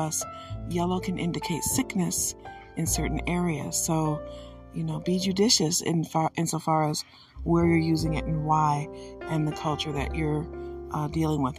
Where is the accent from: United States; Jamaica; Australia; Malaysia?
United States; Michigan; I am from Michigan